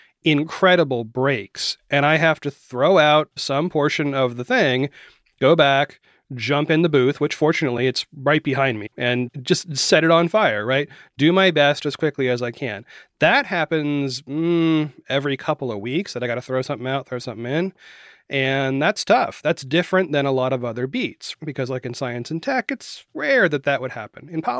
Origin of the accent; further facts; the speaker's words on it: Florida, United States; also born or lived in Maine / West Virginia; I was born in Maine. I lived all over the Northeast. We moved a lot when I was a child, and I ended up in Florida, and my family is from West Virginia.